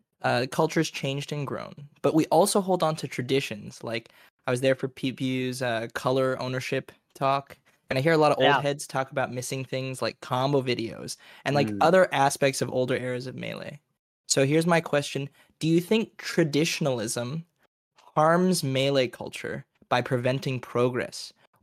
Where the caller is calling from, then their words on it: Toronto, Ontario, Canada; I am calling in from Toronto, Canada.